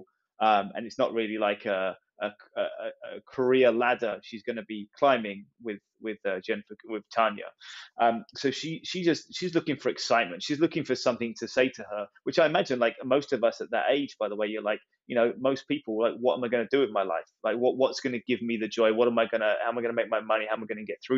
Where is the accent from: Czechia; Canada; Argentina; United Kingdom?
United Kingdom; England; as an English person